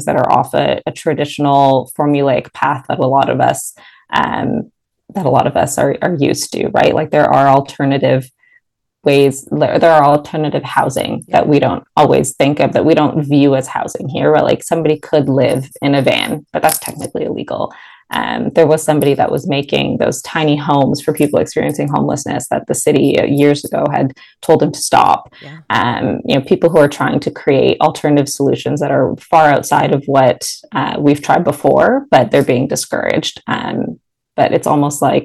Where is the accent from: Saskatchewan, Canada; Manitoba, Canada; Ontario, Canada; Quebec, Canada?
Ontario, Canada; Mississauga; also born or lived in Toronto; I've lived in the city, but I'm based in Mississauga, born and raised in Mississauga